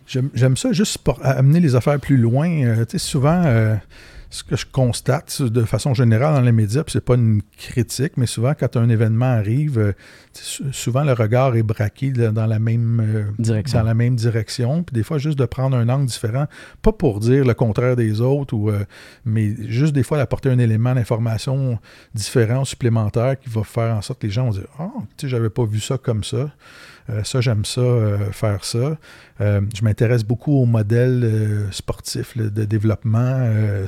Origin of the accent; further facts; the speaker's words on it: Terrebonne, Quebec, Canada; J'ai grandi à Terrebonne.